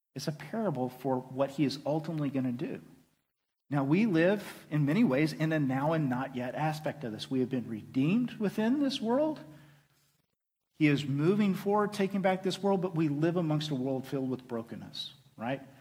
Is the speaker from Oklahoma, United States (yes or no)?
yes; Oklahoma, United States; And I am a proud boy of the South. I am from Oklahoma